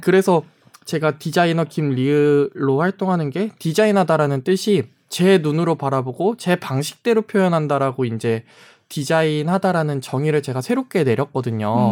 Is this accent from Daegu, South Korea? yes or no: no; Jeonju, North Jeolla, South Korea; also born or lived in Namwon; 제가 전주에서 이제 학창 시절을 보냈는데